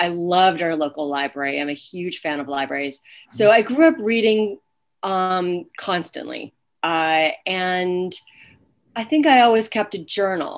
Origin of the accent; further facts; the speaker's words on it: Groton, Massachusetts, United States; moved away as an adult; also born or lived in Yemen / Bolivia / Uzbekistan; I grew up in Groton, Massachusetts, which is a pretty small town.